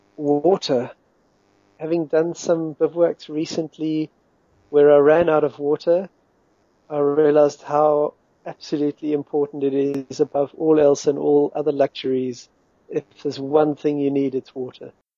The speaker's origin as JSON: {"language": "English", "region": "Western Cape", "country": "South Africa", "moved": "as an adult", "lives_now": "United Kingdom", "said": "I'm from South Africa. I'm currently in the UK. I've been here for seven or eight years now grew up fl- flying in the mountains, the Western Cape Mountains around Cape Town"}